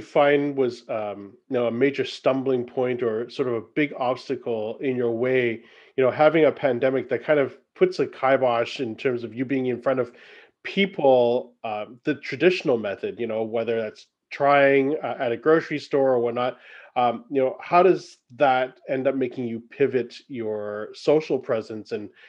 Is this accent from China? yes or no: yes; China; I'm not Irish. For those who don't know, I am Chinese.